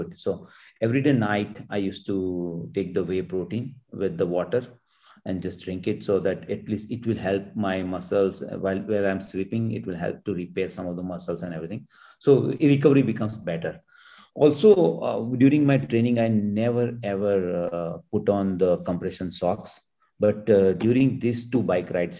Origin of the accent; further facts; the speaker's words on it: Gujarat, India; now in Bangalore, India; my hometown villages